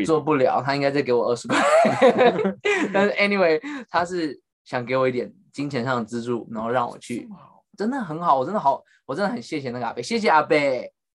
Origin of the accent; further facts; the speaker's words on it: Taiwan; now in United States; 我先讲我身为台湾人当时的心态